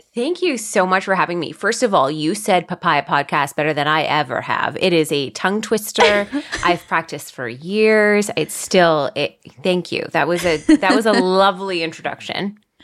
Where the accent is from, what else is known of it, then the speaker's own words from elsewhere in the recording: Guelph, Ontario, Canada; I am from Guelph, Ontario. It's about an hour and a bit outside of Toronto in Canada